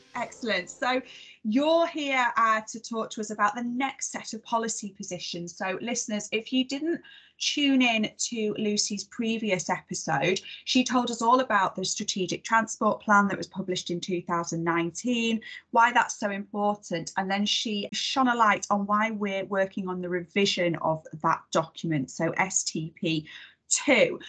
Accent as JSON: {"language": "English", "town": "Warrington", "region": "North West England", "country": "United Kingdom", "tie": "born or raised there", "said": "my hometown of warrington"}